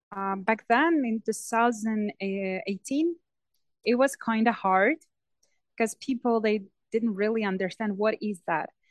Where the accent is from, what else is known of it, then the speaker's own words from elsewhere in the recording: Ivano-Frankivsk, Ivano-Frankivsk Oblast, Ukraine; English is a second language; Ivano-Frankivsk, uh, my hometown, this much um, slower than let's say Kyiv